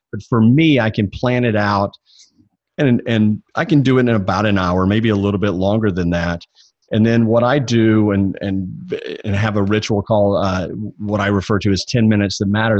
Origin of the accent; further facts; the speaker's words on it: Jackson, Mississippi, United States; I grew up in the Bible Belt, uh, born and raised in Jackson, Mississippi